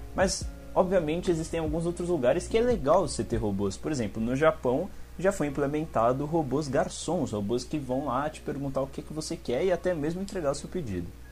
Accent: São Paulo, Brazil; eu sou aqui do Campo Limpo, São Paulo, Zona Sul

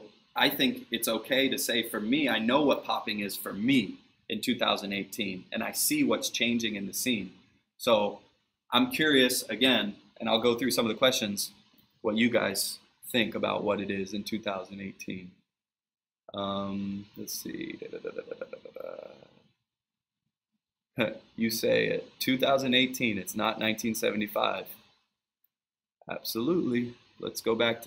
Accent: East Coast, United States; we're from the East Coast.

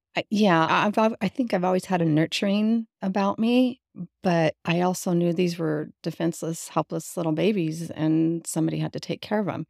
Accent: Las Vegas, Nevada, United States; also born or lived in California; I was born in California, and then we moved to Las Vegas

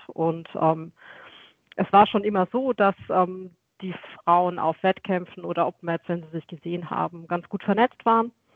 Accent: Weinheim, Baden-Württemberg, Germany; ich komme aus Weinheim an der Bergstraße nahegelegen zu Mannheim und ähm, Heidelberg

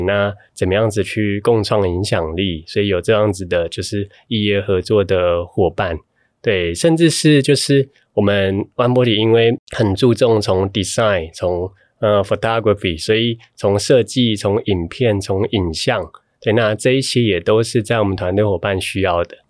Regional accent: Taiwan; 我从台湾来

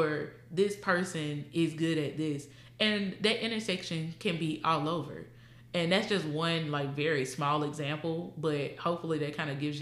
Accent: the South, United States; we're both from the South

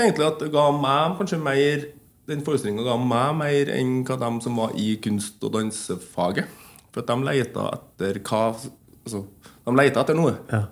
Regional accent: Ytterøya, Trøndelag, Norway; en festival på Yndrøya som der jeg kommer fra

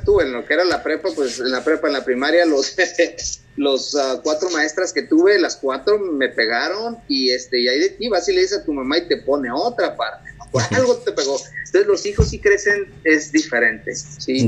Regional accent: Mexico; moved away as an adult; now in United States; mi cultura como mexicano es lo unido que es la familia.

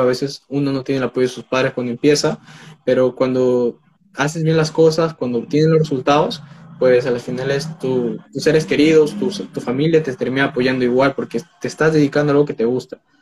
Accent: Peru; tengo 19 años, soy de Perú

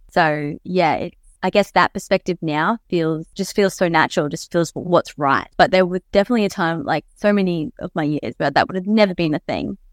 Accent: Mackay, Queensland, Australia; growing up in Mackay, from Mackay

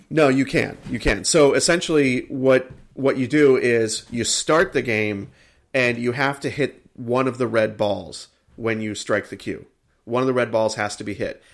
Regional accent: United States; I am an American.

